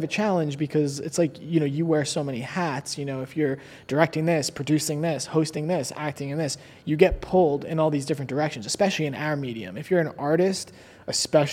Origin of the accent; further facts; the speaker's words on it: Long Island, New York, United States; moved away as an adult; also born or lived in Queens, New York / Manhattan, New York; now in Los Angeles, United States; I was born in Queens and then I was raised mostly on Long Island and then I lived in Murray Hill in Manhattan and before I came here